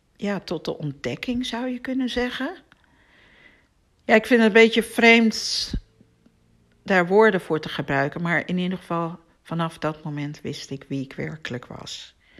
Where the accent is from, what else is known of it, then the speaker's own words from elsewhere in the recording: Amsterdam, North Holland, Netherlands; in Amsterdam woonde, waar ik ben opgegroeid